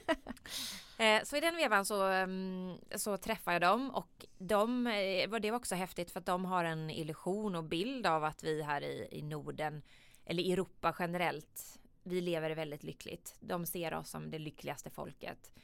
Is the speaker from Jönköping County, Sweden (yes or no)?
yes; Jönköping, Jönköping County, Sweden; Jag kommer ju från, som man kanske hör här på dialekten, jag kommer ju från en riktig entreprenörsfamilj i Jönköping. Eh, där jag är uppvuxen